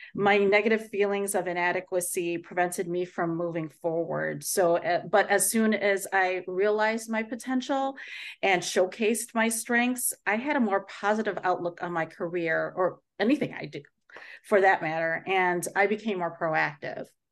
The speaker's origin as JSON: {"language": "English", "town": "Chicago", "region": "Illinois", "country": "United States", "tie": "born or raised there", "said": "born and raised in the Chicago area, uh, but I am Filipino"}